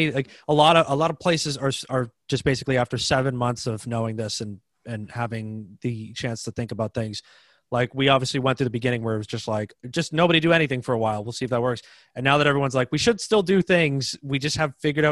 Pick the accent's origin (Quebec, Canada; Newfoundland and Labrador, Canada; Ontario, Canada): Ontario, Canada; Toronto; I'm from Toronto